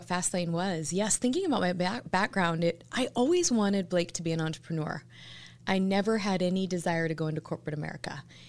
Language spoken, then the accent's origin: English; Lincoln, Nebraska, United States; I grew up in Lincoln, went to school at Liberty University, also University of Nebraska-Lincoln.